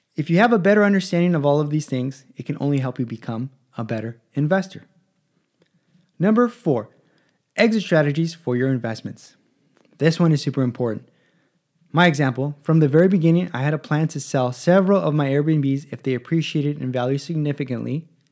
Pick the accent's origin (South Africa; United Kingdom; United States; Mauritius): United States; Los Angeles, California; also born or lived in San Diego / Palm Springs; I was born in Los Angeles